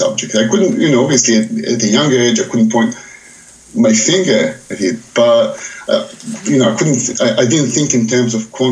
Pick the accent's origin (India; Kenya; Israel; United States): Israel; I was brought up in Israel, where everything, of course, is political.